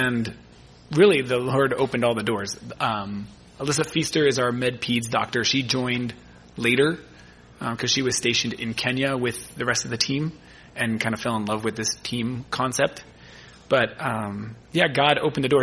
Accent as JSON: {"language": "English", "region": "California", "country": "United States", "also_born_or_lived": "Michigan", "moved": "as an adult", "said": "as a Californian"}